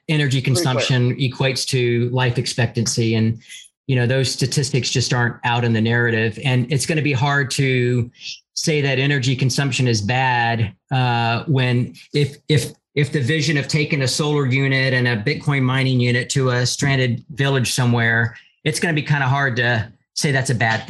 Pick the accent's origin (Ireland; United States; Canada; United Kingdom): United States; Houston, Texas; I grew up in Houston, and, I want to go back there.